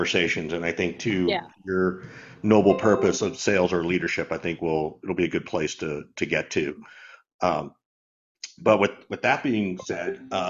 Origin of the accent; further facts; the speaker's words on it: Macon, Georgia, United States; now in California, United States; I grew up in Macon.